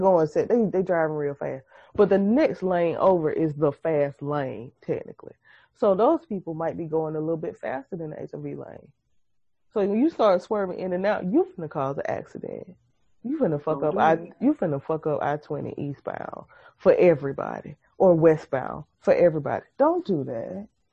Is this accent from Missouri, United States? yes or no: yes; Missouri, United States; I'm from Missouri. You have to show me that you mean it.